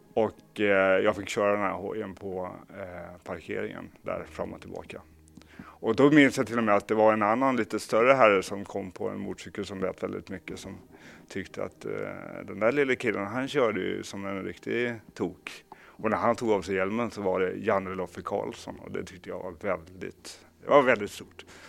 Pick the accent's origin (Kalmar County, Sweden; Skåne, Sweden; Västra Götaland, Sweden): Kalmar County, Sweden; Kalmar; så växte jag upp i Kalmar